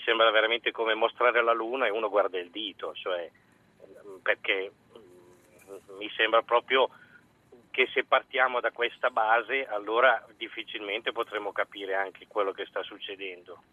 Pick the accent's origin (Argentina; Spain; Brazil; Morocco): Morocco; now in Italy; Sono marocchino